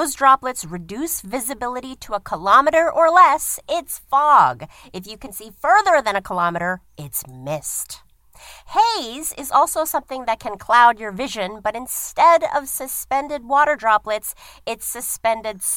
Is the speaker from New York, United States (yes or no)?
yes; New York City, New York, United States; I also grew up on Staten Island, New York